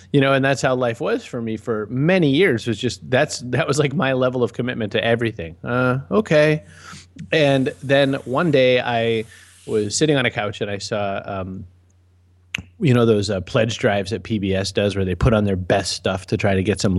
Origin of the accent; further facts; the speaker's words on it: Augusta, Maine, United States; also born or lived in Waterville; now in Massachusetts, United States; So I am, born and raised in Maine. I live down in Massachusetts now. I was born in Waterville, but it's just because I was visiting my aunt. I was raised mostly in Augusta.